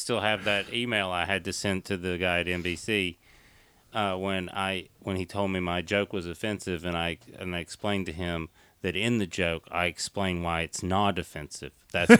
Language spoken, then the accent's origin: English; East Tennessee, United States; I come from East Tennessee in the mountains.